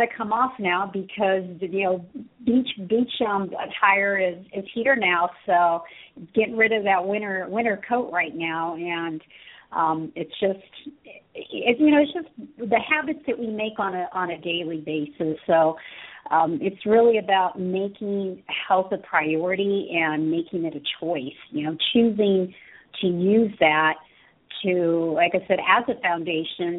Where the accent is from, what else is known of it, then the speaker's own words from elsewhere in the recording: Southern California, United States; I was born and raised in here in Southern California